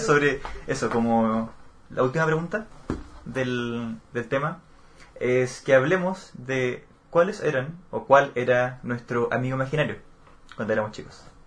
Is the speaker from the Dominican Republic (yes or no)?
no; Chile; Las S, cosa que no hacemos en Chile